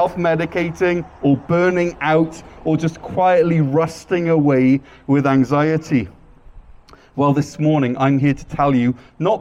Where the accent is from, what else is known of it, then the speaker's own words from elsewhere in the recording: Wales, United Kingdom; moved away as an adult; now in North Gower, Canada; And I'm originally from Wales, but I've lived either in here in North Gore or serving on the mission field for the past 18 years.